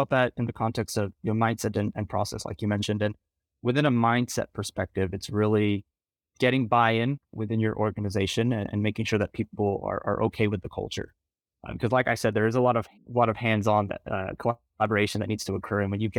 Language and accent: English; Texas, United States; now in New York City, United States; I'm originally from the Rio Grande Valley, Texas, and currently based out of New York City.